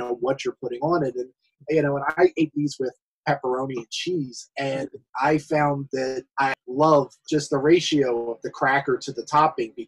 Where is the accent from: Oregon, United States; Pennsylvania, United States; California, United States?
Pennsylvania, United States; Philadelphia; I grew up in Philadelphia